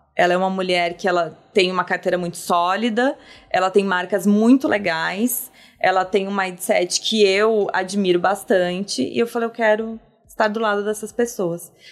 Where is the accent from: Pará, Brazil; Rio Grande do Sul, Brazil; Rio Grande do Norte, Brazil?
Rio Grande do Sul, Brazil; Campo Bom; Eu venho do Rio Grande do Sul, de uma cidade chamada Campo Bom, que ela é capital do calçado. E lá, minha, meus pais, eles trabalharam sempre em empresas que eram calçadistas